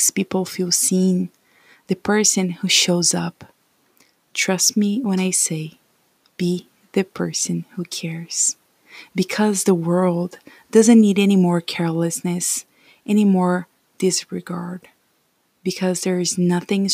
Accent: Brazil; English is a second language; moved away as an adult; also born or lived in United States; I came to the US after 2 years of studying English in my home country, Brazil

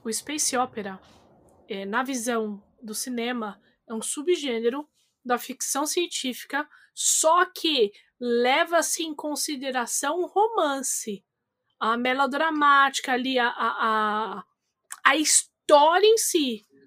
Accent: Brazil; eu vim do Tabuão, Caramba 4

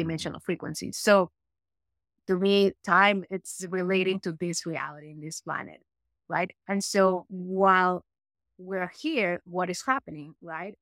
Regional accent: Peru; moved away as an adult; I was born in Peru

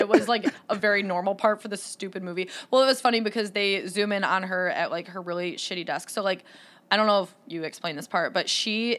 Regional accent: East Lansing, Michigan, United States; I'm from the East Lansing area.

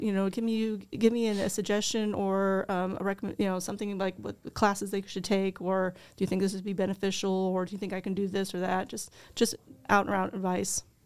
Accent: Mercer County, Illinois, United States; Um, I was over there by the, between the Viola and Alexis area. That's where my parents have a Centennial Farm, and that's where I grew up

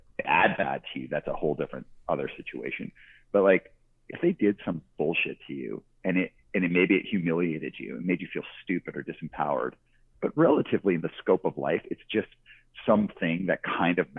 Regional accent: Calgary, Alberta, Canada; moved away; also born or lived in Vancouver; I'm from Calgary, Alberta. I grew up in the suburbs

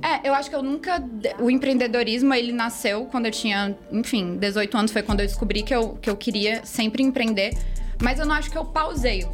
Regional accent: Fortaleza, Ceará, Brazil; Vim de Fortaleza, Ceará, nascida e criada com muito orgulho.

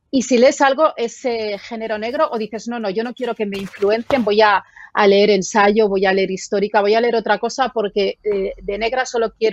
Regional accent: Barcelona, Catalonia, Spain; yo soy de Barcelona

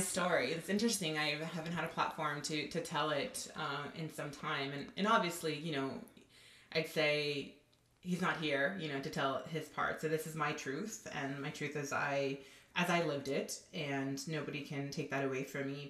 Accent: Southern California, United States; also born or lived in Los Angeles; I'm originally from Southern California, and I still live in Los Angeles

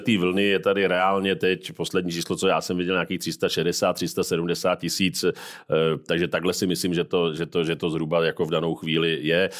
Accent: Czechia; jako Češi

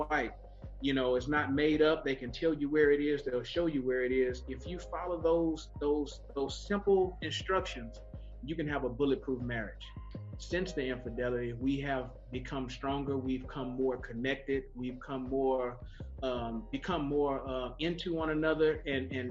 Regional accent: California, United States; This is my wife, Angelica. We're from California

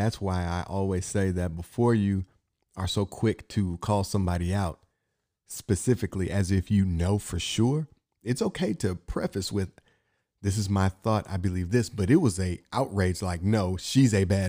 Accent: Inkster, Michigan, United States; I'm from Inkster, so not Flint, but I have family that was from Flint.

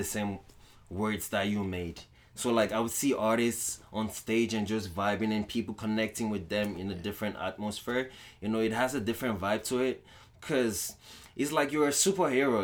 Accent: Lagos, Nigeria; also born or lived in Ondo, Nigeria; now in Winnipeg, Canada; I grew up in Nigeria, Lagos. You know, I'm originally from Ondo town, you know, back in Nigeria

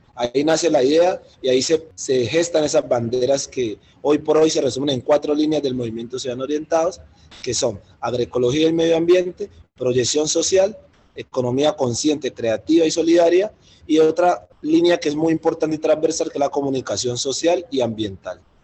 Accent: Cali, Valle del Cauca, Colombia; soy del oriente de Cali, crecí en el barrio Mojica

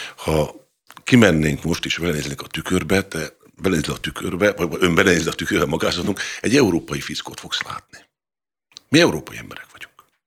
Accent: Hungary; büszke magyarként

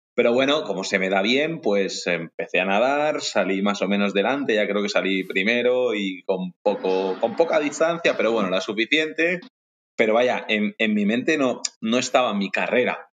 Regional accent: Ibiza, Balearic Islands, Spain; soy de Ibiza concretamente

